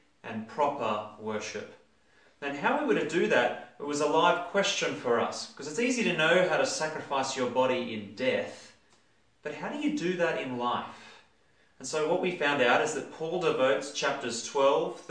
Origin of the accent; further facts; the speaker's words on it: Australia; we as Australian Christians